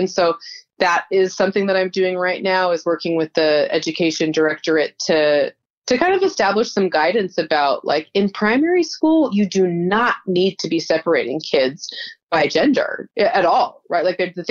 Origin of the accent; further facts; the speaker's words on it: Utah, United States; Yeah, so we came from Utah, which is a pretty conservative state, because there's a religious majority of Mormons, and they tend to be just, I mean, I grew up in the Mormon church